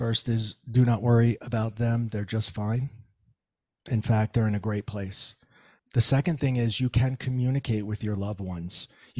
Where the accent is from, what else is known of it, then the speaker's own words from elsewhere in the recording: New Jersey, United States; And sorry for all the four letter words because I'm from Jersey.